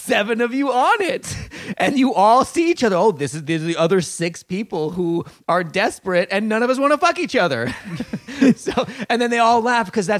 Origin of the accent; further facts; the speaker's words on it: Billings, Montana, United States; moved away as an adult; also born or lived in United Kingdom; I was driving down the streets of Billings, Montana, like, this doesn't look anything like what I left.